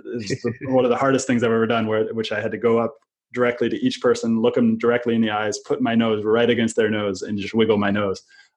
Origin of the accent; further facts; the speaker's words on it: United States; growing up in America